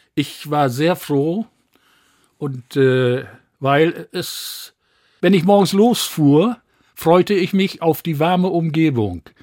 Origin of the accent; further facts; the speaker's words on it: Bad Bentheim, Lower Saxony, Germany; now in Osnabrück, Germany; aus Gildehaus, heute Ortsteil von Bad Bentheim bin dort wirklich auf dem Land groß geworden